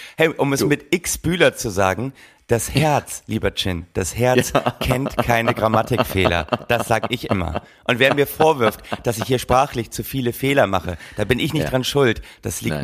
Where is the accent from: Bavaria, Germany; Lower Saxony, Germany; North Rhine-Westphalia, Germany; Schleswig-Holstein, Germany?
Lower Saxony, Germany; Oldenburg; ich komme ja äh, aus Oldenburg